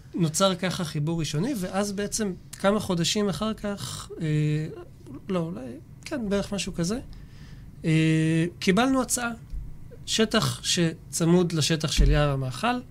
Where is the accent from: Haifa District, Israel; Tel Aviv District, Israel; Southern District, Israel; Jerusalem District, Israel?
Jerusalem District, Israel; Jerusalem; moved away as an adult; now in Shfela, Israel; מירושלים במקור, גר כבר שבע